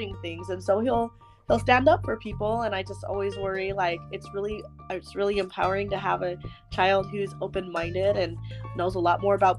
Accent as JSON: {"language": "English", "area": "Davis County", "region": "Utah", "country": "United States", "tie": "born or raised there", "said": "I grew up in Davis County, so it's a lot different where we live now."}